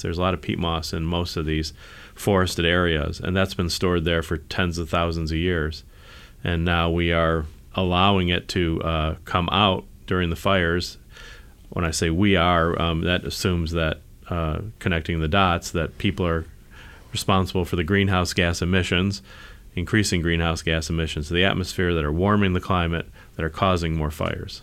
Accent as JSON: {"language": "English", "area": "the East", "region": "East Coast", "country": "United States", "tie": "born or raised there", "moved": "yes", "lives_now": "Silicon Valley, United States", "said": "I grew up in the East"}